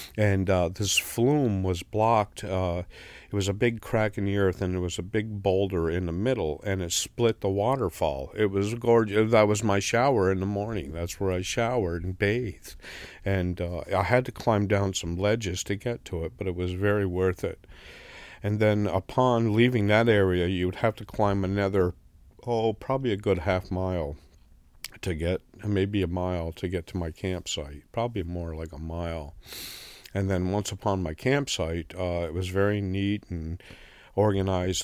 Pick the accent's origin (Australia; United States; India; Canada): United States; the Adirondacks, New York; now in Rutland, United States; I'm from the Adirondacks, and being from the mountains, uh, I camped and hiked as a young boy all the time.